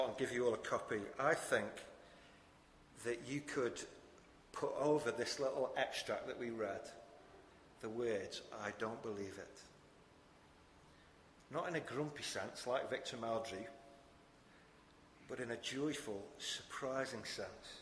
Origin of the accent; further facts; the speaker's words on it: Wigan, North West England, United Kingdom; now in Rotherham, United Kingdom; my hometown is Wigan